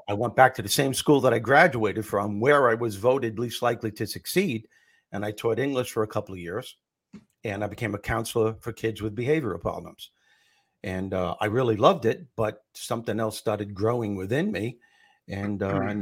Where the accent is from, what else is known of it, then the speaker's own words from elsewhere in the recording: Long Island, New York, United States; also born or lived in Brooklyn, New York; I was born in Brooklyn, and when I was six years old, we moved to out east Long Island